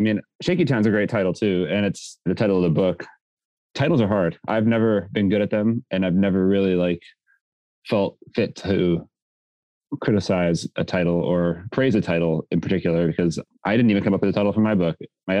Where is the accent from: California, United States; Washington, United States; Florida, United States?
California, United States; Culver City; Yeah, I'm from Culver City.